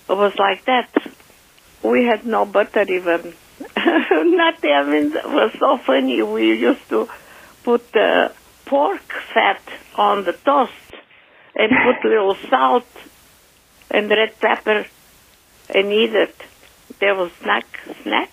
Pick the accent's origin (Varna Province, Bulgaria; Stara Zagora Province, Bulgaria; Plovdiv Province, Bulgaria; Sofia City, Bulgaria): Sofia City, Bulgaria; Sofia; moved away; I was born in Bulgaria, Sofia, in 1934